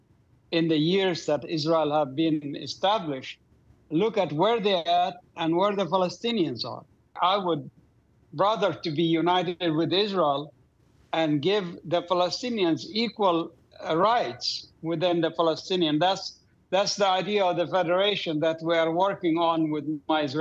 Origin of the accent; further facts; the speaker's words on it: Doha, Qatar; moved away; I grew up in Doha, Qatar.